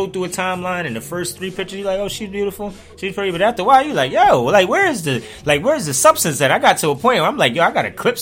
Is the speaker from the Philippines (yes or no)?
no; Willingboro, New Jersey, United States; moved away as an adult; also born or lived in Miami, Florida / Camden, New Jersey; now in Philadelphia, United States; I grew up back and forth Jersey, Willingboro, South Jersey area, family Camden